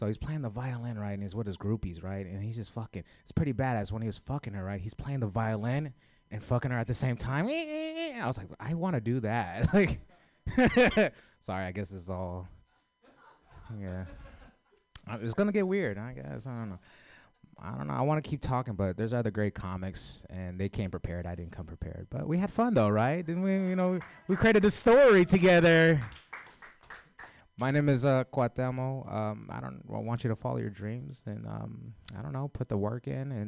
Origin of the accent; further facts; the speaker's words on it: San Francisco, California, United States; I grew up in the city